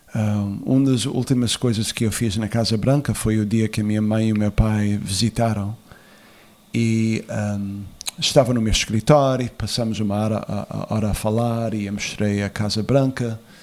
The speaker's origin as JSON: {"language": "Portuguese", "country": "United States", "tie": "born or raised there", "also_born_or_lived": "Azores", "said": "eu nasci nos Estados Unidos"}